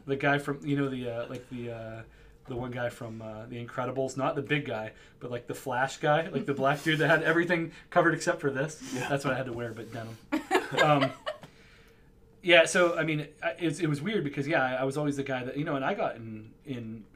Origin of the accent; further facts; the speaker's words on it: Western Pennsylvania, United States; also born or lived in Rochester area; now in Rochester, United States; growing up in Western Pennsylvania